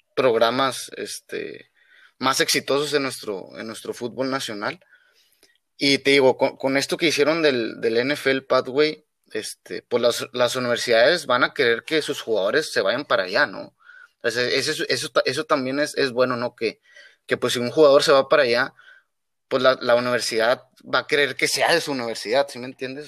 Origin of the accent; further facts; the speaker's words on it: Mexico; moved away as an adult; soy mexicano